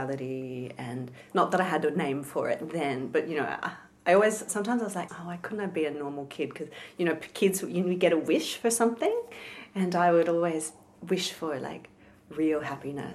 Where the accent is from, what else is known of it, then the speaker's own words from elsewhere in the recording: Melbourne, Victoria, Australia; I was born in Melbourne, inner city Melbourne in Flemington.